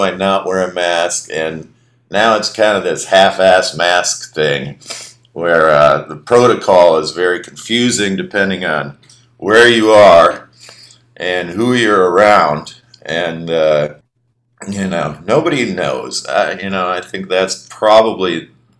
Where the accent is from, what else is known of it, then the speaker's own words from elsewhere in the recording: Minneapolis, Minnesota, United States; moved away as an adult; also born or lived in New Orleans; growing up in Minneapolis